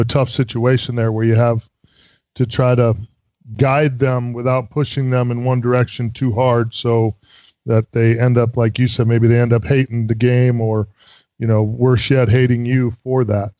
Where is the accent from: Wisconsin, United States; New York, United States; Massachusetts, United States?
Wisconsin, United States; now in Tampa, United States; I grew up in Wisconsin